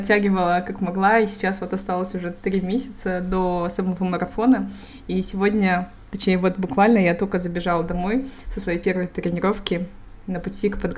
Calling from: Malaga, Andalusia, Spain; Я подключаюсь из Испании, из города Малаги.

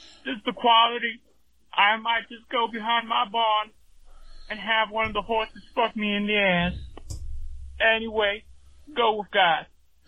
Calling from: Utah, United States; I'm calling from the Pussy's Creek in Utah.

